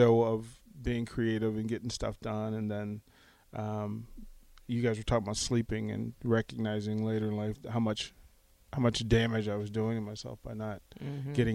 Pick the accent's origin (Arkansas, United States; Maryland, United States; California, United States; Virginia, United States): Virginia, United States; Arlington; moved away as an adult; also born or lived in Washington, D.C. / Richmond / Charlotte / Atlanta; now in Lincoln, United States; I was born, I was raised in Arlington, Virginia, small house, place called Green Valley